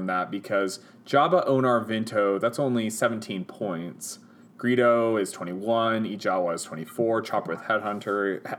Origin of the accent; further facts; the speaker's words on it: Utah, United States; we're ignorant Hicks from Utah.